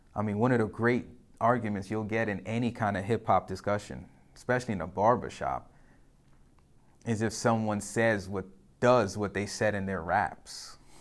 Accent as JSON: {"language": "English", "town": "New York City", "region": "New York", "country": "United States", "said": "I'm a New Yorker"}